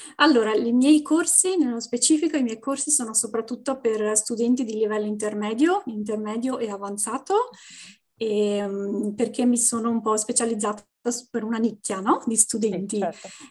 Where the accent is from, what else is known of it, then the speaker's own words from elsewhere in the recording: Venice, Veneto, Italy; moved away as an adult; also born or lived in Brussels, Belgium / Canada; now in Ottawa area, Canada; sono originaria di Venezia, della città di Venezia